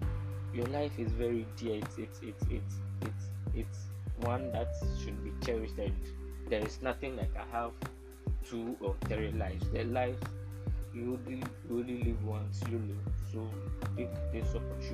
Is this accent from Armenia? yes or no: no; Ghana; speaking as a Ghanaian